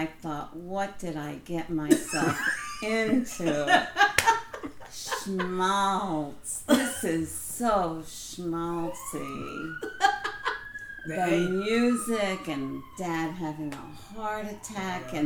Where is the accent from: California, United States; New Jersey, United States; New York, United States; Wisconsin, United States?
New York, United States; New York City; growing up in the Bronx in a basement.